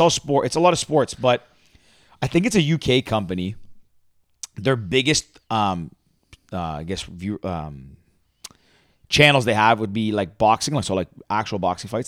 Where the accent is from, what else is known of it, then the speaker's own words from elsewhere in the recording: Mississauga, Ontario, Canada; I grew up in Mississauga.